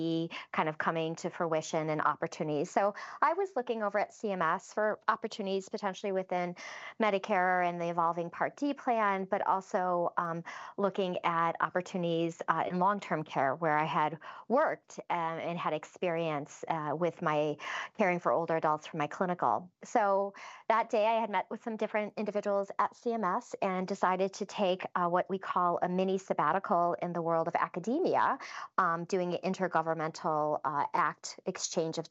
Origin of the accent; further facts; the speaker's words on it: Western New York, United States; I'm from Western New York